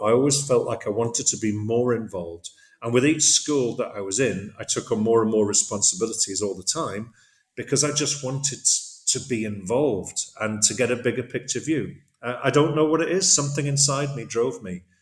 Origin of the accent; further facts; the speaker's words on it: Middlesbrough, North East England, United Kingdom; moved away as an adult; also born or lived in Zambia / Thailand / Cardiff, Wales / The Hague, Netherlands; now in Hyderabad, India; I was born in Zambia, grew up there for just a short while, and then grew up in the northeast of England in Middlesbrough